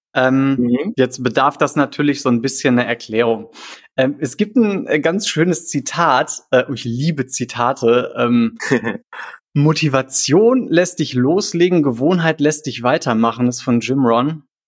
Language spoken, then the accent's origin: German; Krefeld, North Rhine-Westphalia, Germany; also born or lived in Düsseldorf; ich komme aus Krefeld, ich habe lange in Düsseldorf gewohnt